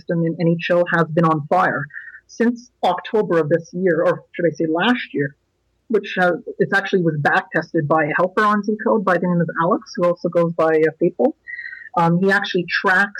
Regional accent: Ottawa, Ontario, Canada; I'm from Canada's capital, Ottawa, Canada

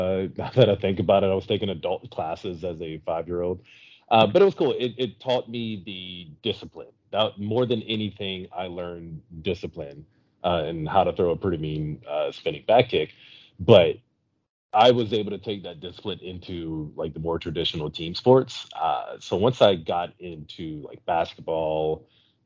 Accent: South Louisiana, United States; I'm from South Louisiana

